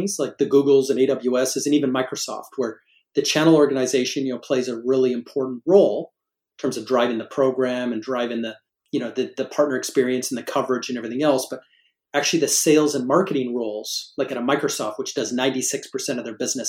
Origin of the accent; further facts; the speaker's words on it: Canada; moved away; Being a Canadian by birth